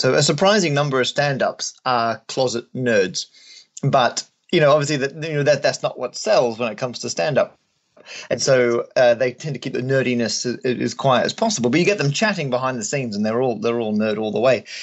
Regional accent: Australia; moved away; also born or lived in England; I'm Australian originally, and still am.

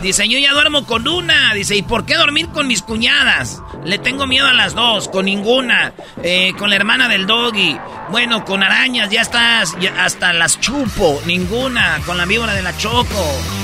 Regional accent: Michoacán, Mexico; somos de Michoacán

